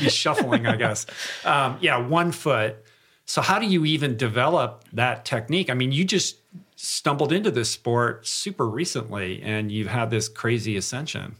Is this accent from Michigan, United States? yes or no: yes; Michigan, United States; I'm from Michigan